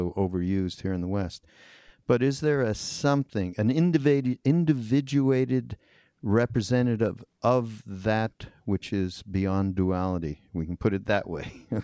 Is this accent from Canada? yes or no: yes; Canada; now in United States; I grew up in Canada. We're like foreigners who came and made it here in America